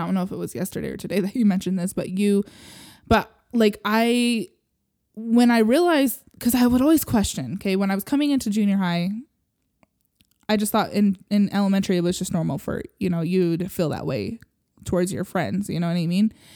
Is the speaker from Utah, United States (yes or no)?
yes; Utah, United States; I grew up here in Utah